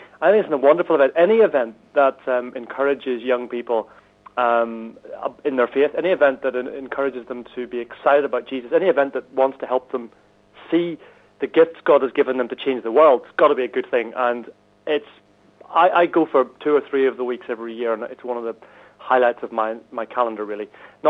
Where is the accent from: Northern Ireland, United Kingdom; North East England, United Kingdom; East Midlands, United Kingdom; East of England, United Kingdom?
Northern Ireland, United Kingdom; now in Chislehurst, United Kingdom; from a very white and snowy Chislehurst in Kent, which is just on the southeast side of London. I'm originally from Northern Ireland, which the accent might give away.